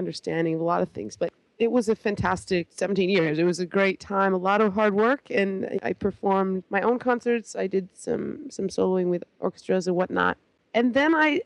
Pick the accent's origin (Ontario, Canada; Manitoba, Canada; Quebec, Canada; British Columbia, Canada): Ontario, Canada; Toronto; moved away as an adult; now in New York, United States; From Toronto. Grew up there. Proud to be Canadian